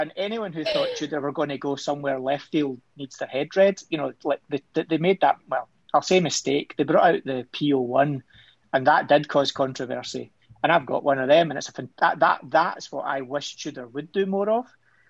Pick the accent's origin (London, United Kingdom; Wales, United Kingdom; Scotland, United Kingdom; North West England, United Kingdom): Scotland, United Kingdom; I'm Scottish, come on.